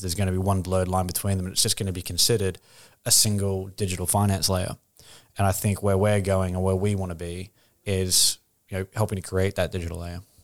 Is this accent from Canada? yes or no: no; Australia; moved away as an adult; now in London, United Kingdom